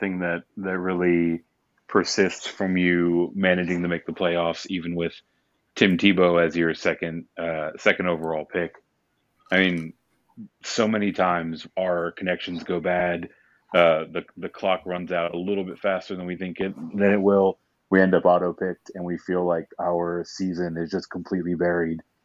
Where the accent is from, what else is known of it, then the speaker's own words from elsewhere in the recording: Houston, Texas, United States; It is from my hometown, Houston Texans